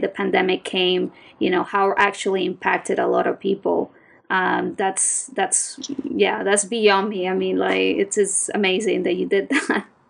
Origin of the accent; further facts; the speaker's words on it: Venezuela; I'm from Venezuela and there's a lot of artisans there as well.